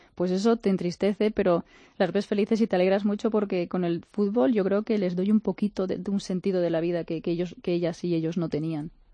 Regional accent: Onda, Valencian Community, Spain; moved away as an adult; also born or lived in United States / Uganda; en Onda, en Castillo mi pueblo

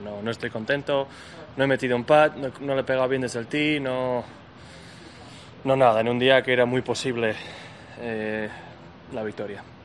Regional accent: Cuba; now in Spain; En mi tierra, en Cuba

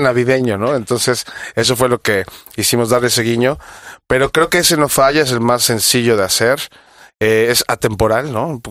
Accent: Mexico City, Mexico; Yo que soy de Ciudad de México

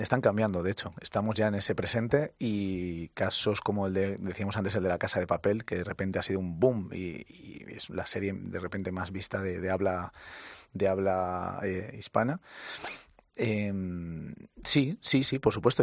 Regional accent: Valencia, Valencian Community, Spain; also born or lived in Castilla-La Mancha; ni siquiera soy valenciano de sangre, soy manchego pero mis padres se fueron a vivir allí, he crecido allí

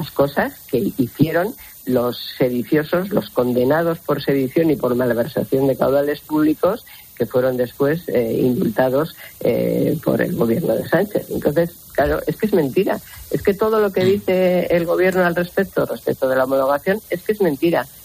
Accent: Spain; Y las víctimas de un golpe contra la democracia somos todos los españoles.

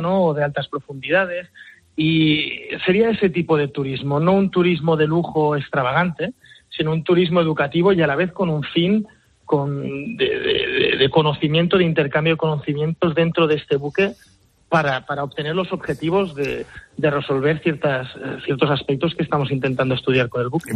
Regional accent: Mallorca, Balearic Islands, Spain; soy mallorquín, ¿no? padre mallorquín y madre inglesa

